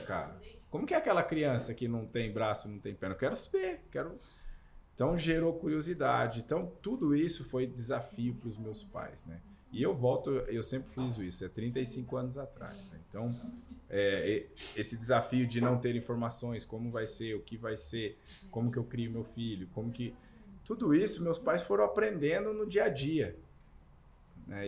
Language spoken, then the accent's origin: Portuguese; Camanducaia, Minas Gerais, Brazil; eu cresci em Camanducaia, Minas Gerais